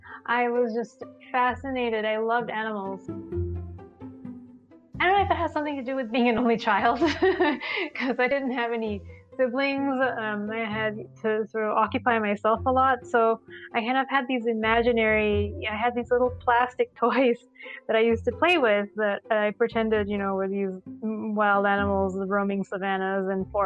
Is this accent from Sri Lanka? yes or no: yes; Sri Lanka; I grew up in Sri Lanka